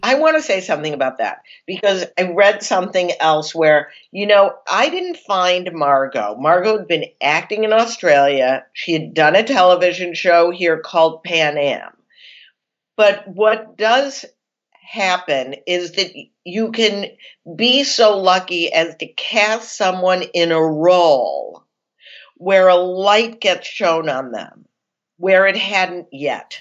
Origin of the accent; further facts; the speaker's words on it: Chicago, Illinois, United States; I'm from Chicago